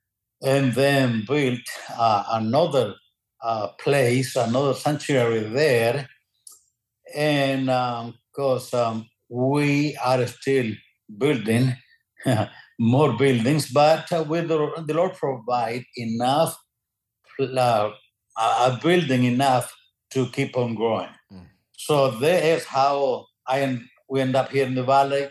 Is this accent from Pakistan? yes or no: no; Nicaragua; moved away as an adult; also born or lived in Georgia, United States / Texas, United States; now in Mission, United States; I am originally from Nicaragua.